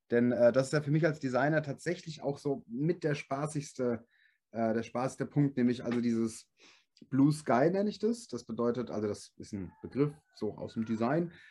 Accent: Gelnhausen, Hesse, Germany; aber ich komme aus Gelnhausen. Jeder sagt immer Gelnhausen, das ist Gelnhausen. Gelnhausen.

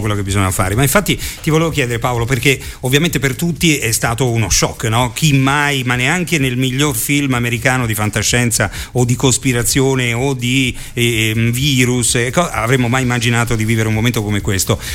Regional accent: Rome, Lazio, Italy; moved away; sono di Roma

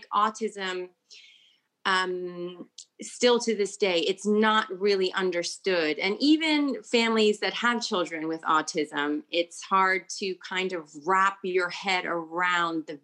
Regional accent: United States; first language English; moved away as an adult; also born or lived in Italy; now in United Kingdom; I'm from the United States

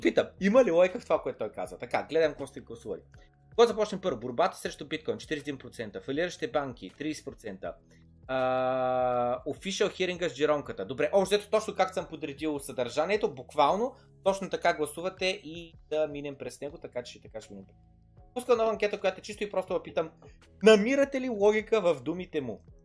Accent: Varna, Varna Province, Bulgaria; моят роден край Владислав изведнъж става такъв, става центъра на града

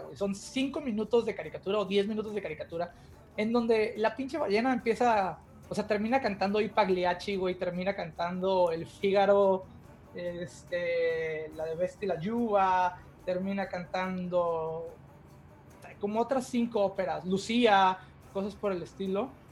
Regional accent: Tampico, Tamaulipas, Mexico; moved away as an adult; now in Ontario, Canada; los dos somos de Tampico, ahí crecimos, ahí vivimos gran parte de nuestras vidas

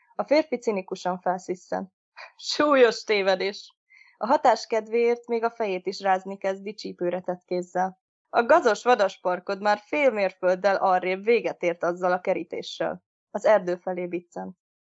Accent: Hungary; én Kertvárosban nőttem fel, és ott is lakom jelenleg is

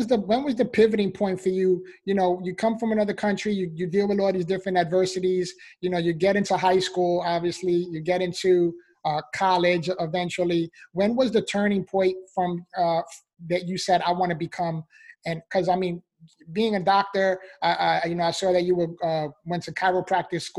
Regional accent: New York City, New York, United States; I was actually born and raised in the Bronx, New York

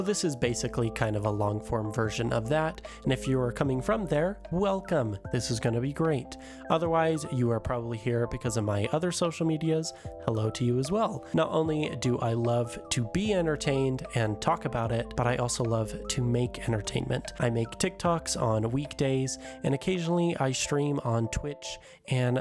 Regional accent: Utah, United States; I am from Utah

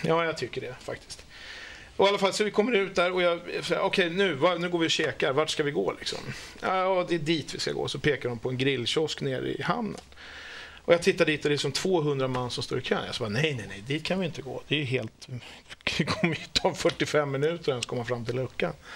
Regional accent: Stockholm, Stockholm County, Sweden; jag är från Stockholm

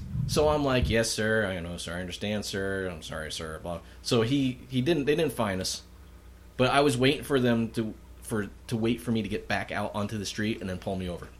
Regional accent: Dunmore, Pennsylvania, United States; I'm from Dunmore.

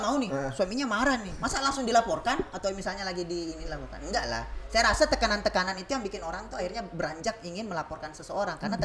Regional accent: Bone, South Sulawesi, Indonesia; di Bugis nih uh, di Bone lah misalnya di kampung saya

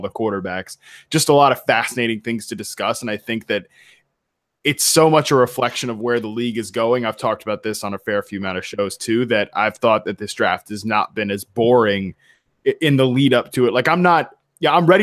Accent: Virginia, United States; now in West Coast, United States; my home state

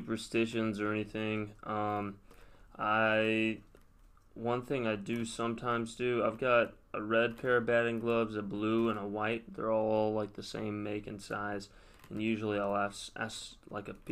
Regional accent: Hillsboro High School and Brentwood High, Tennessee, United States; my freshman and sophomore year of high school, I went to Hillsboro High School

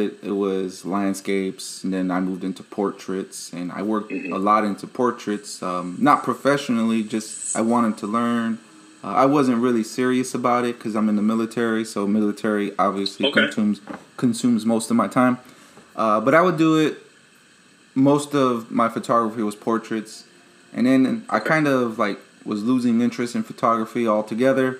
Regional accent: Chicago, Illinois, United States; moved away as an adult; now in Okinawa, Japan; I'm from the city in South Loop, close to downtown

